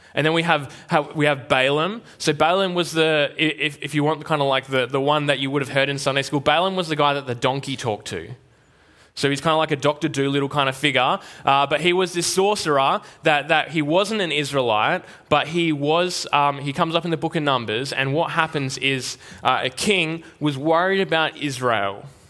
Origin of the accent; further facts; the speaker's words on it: Albany, Western Australia, Australia; now in Perth, Australia; growing up in Albany